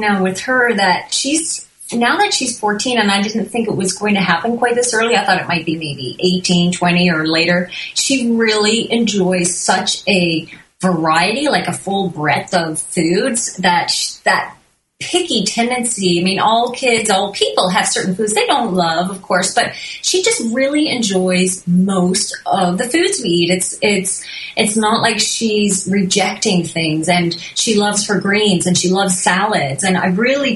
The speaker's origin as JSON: {"language": "English", "region": "Newfoundland and Labrador", "country": "Canada", "tie": "born or raised there", "moved": "as an adult", "lives_now": "British Columbia, Canada", "said": "We grew up on the East Coast of Canada, as far east as you can go in Newfoundland"}